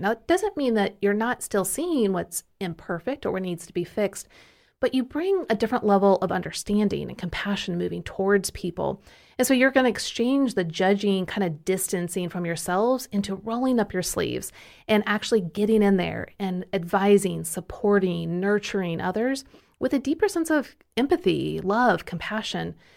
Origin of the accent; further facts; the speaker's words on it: Kansas City, Missouri, United States; now in Tennessee, United States; I'm from Kansas City, and we only say you guys